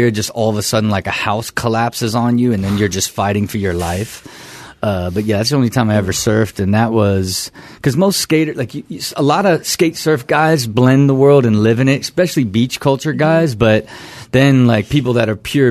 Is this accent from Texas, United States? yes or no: no; Kettering, Ohio, United States; also born or lived in San Diego; now in Los Angeles, United States; I was born and raised in Kettering, Ohio, and moved straight to San Diego